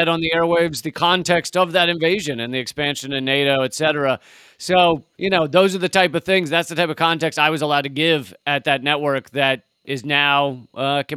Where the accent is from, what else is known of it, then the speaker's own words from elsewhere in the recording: United States; I'm an American in America, raised in America